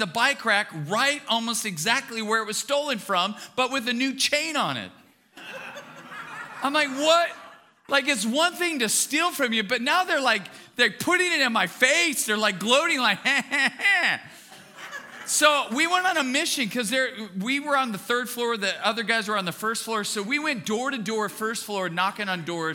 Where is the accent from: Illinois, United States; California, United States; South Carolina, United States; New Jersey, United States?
California, United States; Bakersfield; I was born and raised in Bakersfield